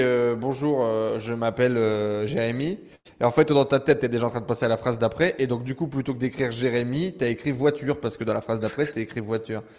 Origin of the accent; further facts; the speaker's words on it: northern France, France; je viens du nord de la France